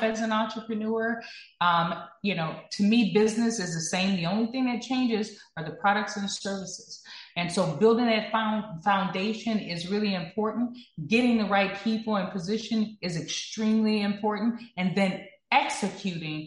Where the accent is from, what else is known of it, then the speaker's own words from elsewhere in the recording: Texas, United States; I'm from the South, you know, I'm from Texas